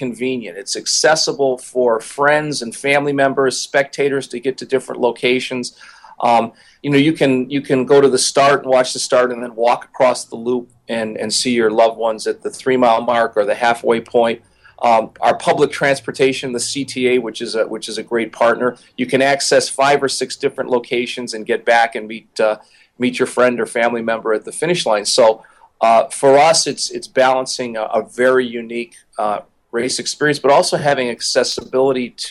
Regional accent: Hammond, Indiana, United States; I'm from the Chicagoland area, just across the lake here in Hammond, Indiana, which is a neighbor of Chicago. So growing up, I always had a Chicago influence. I ran cross country and track as a young boy in Hammond

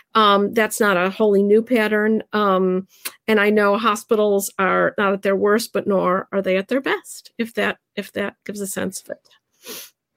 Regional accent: United States; now in Narberth, Pennsylvania, United States; I was raised in the United States

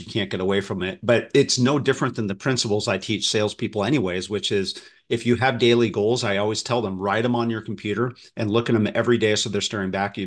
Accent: Midwest, United States; I grew up in the Midwest

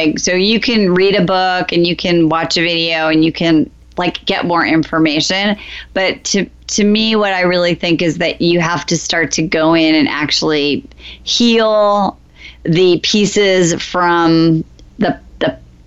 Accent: Iowa, United States; now in Los Angeles, United States; I'm from Iowa, I told you we moved

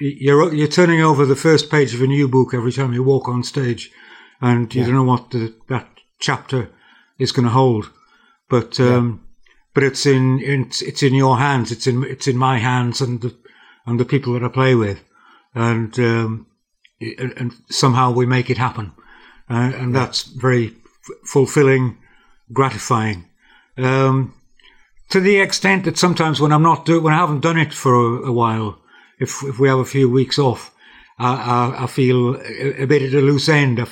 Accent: North Shields, North East England, United Kingdom; also born or lived in Durham; I was brought up in North Shields. My childhood was through the 50s, really

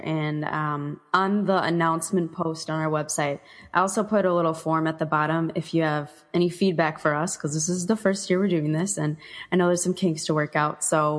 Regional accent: Midwest, United States; I'm from the Midwest

